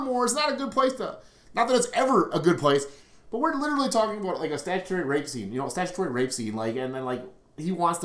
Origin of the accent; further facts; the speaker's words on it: Milwaukee, Wisconsin, United States; We're from River West. We're from Milwaukee. This is our place. We love our city.